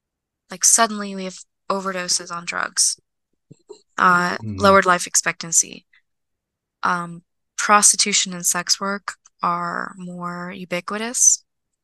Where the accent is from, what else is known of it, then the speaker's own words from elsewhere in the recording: Moscow, Russia; born there; Like, I was born in Moscow, and like that statue is so sentimental.